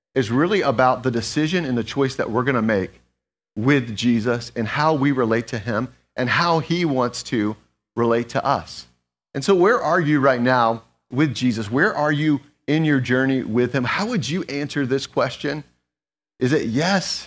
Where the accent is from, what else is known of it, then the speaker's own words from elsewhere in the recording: Atlanta, Georgia, United States; moved away; also born or lived in Schroon Lake, New York; I'm originally from Atlanta